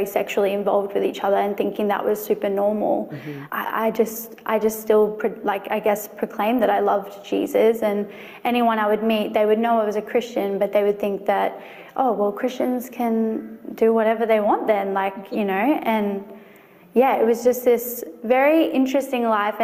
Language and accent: English; Brisbane, Queensland, Australia; I'm from Brisbane, Australia, and I currently work 2 days in real estate admin